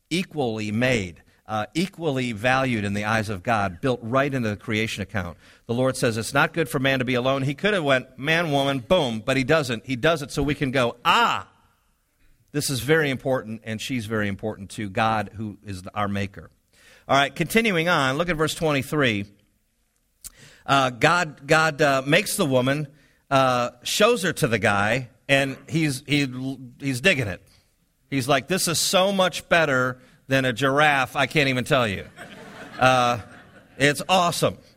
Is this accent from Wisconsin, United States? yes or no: yes; Milwaukee, Wisconsin, United States; I come down here from Milwaukee, Wisconsin, of all places, live in French Village apartments on Summer Avenue